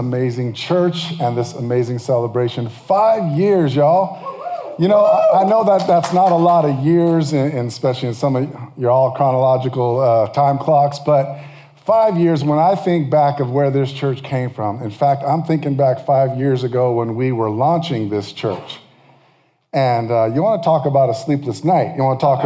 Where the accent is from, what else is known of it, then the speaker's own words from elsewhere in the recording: California, United States; I'm from California